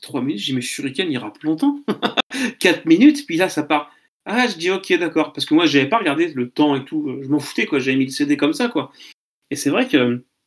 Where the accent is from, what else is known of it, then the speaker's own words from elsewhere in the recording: Caen, Normandy, France; je suis de Caen